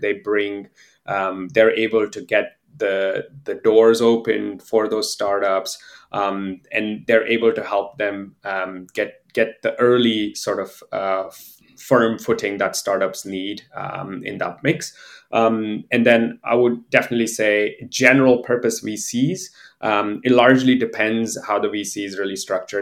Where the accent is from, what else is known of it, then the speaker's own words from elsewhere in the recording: India; moved away as an adult; also born or lived in Pittsburgh, United States; I'm originally from India.